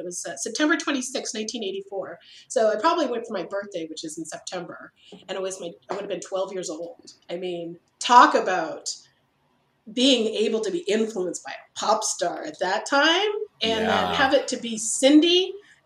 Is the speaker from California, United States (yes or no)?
yes; Berkeley, California, United States; I grew up in Berkeley.